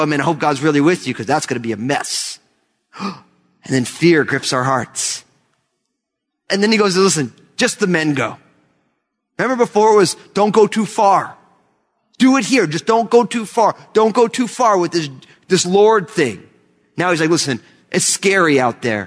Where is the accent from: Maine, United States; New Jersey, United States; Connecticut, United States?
New Jersey, United States; I was born and raised in New Jersey